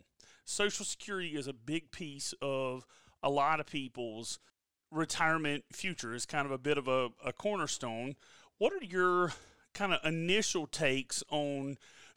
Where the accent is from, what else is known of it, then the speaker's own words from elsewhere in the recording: South Carolina, United States; I'm from South Carolina